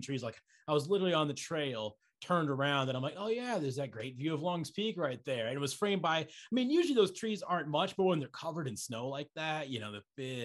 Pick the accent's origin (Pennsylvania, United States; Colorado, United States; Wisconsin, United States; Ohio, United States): Colorado, United States; Estes Park; where I grew up in Estes Park